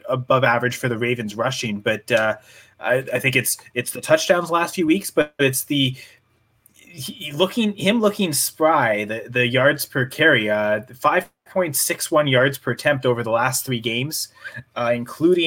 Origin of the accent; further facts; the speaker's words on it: Canada; We're all Canadian.